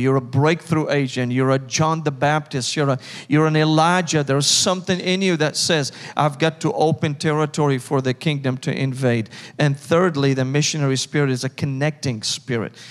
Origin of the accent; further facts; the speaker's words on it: Damascus, Damascus Governorate, Syria; English is a second language; moved away as an adult; now in Nashville, United States; I was born and raised in Damascus, Syria, in the Middle East